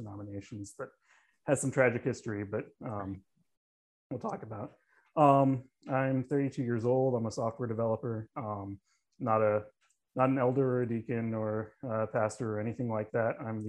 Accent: Southern United States, just outside of Atlanta, Georgia, United States; I'm a Presbyterian from the Southern United States, just outside of Atlanta. I'm in the Presbyterian Church in America

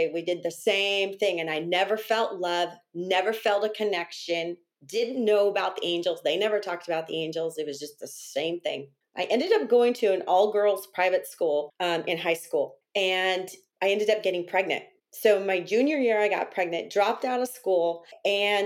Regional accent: Northern California, United States; I'm native from California, and I grew up in a town in Northern California.

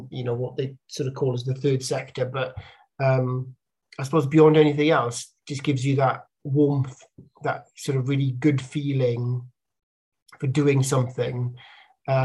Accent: Bridgend, Wales, United Kingdom; moved away; the town I grew up in Bridgend, South Wales

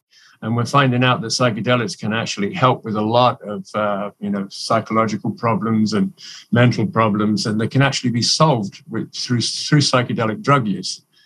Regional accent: England, United Kingdom; moved away as an adult; now in Canada; I'm originally from England. I grew up in England

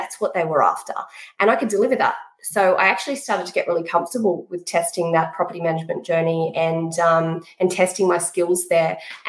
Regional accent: New South Wales, Australia; now in Queensland, Australia; I moved to Queensland in 2000. And I came from the Hawkesbury District, which is a peri-urban area, really rural and lovely. And I hit Brisbane.

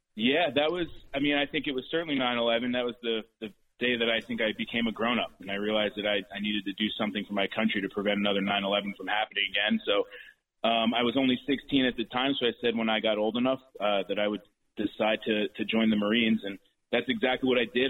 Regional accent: Bergen County, New Jersey, United States; this is my home. I grew up in Bergen County my entire life

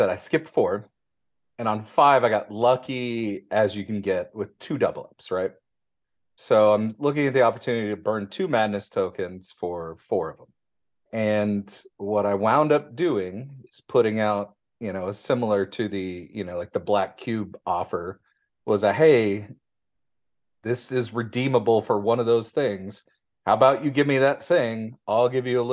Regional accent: Midwest, United States; me being a Midwesterner

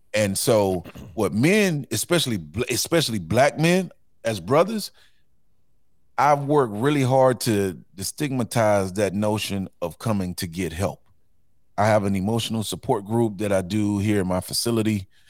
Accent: Houston, Texas, United States; I grew up in Fifth Ward

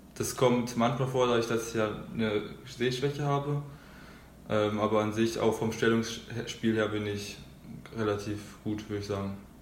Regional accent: Schulzendorf, Brandenburg, Germany; also born or lived in Berlin; da bin ich halt äh, aus Berlin nach Schulzendorf gezogen und da halt wollte ich irgendwas machen, das war glaube ich mit sieben

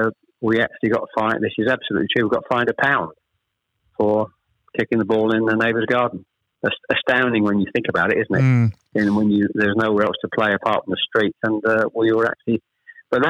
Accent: Chelmsford, East of England, United Kingdom; also born or lived in Ashton-under-Lyne; We actually moved south to Chelmsford

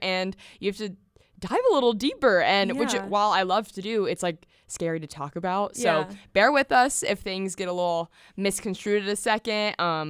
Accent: Franklin, Tennessee, United States; I'm originally from Franklin, Tennessee, a little south of Nashville. Grew up in the burbs, so.

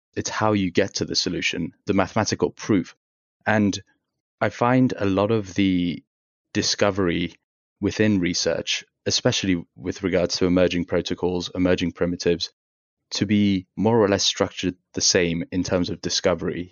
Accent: United Kingdom; also born or lived in Tehran, Iran; now in Chicago, United States; we moved to the U K. So I spent kind of the early stages of my life as an asylum seeker in the U K

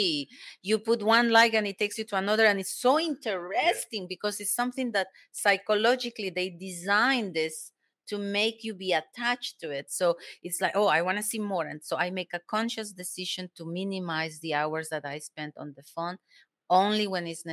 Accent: Cusco, Peru; English is a second language; moved away as an adult; also born or lived in Germany; I come from Peru.

